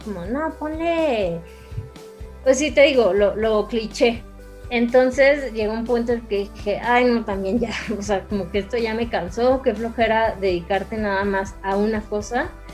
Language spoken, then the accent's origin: Spanish; Ciudad Juárez, Chihuahua, Mexico; yo soy de Ciudad Juárez